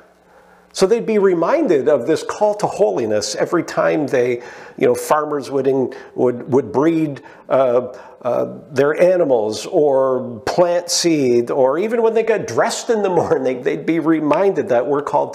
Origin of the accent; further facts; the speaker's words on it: Canada; I love being Canadian. I wouldn't want to live anywhere else.